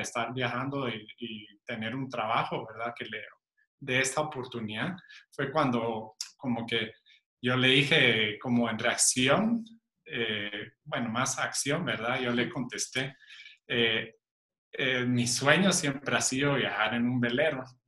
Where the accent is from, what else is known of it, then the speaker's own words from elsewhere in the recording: Guatemala; also born or lived in Cuba / Spain; nací en Cuba, soy español, pero me considero chapín porque es donde más tiempo he vivido en, toda mi vida, es en Guatemala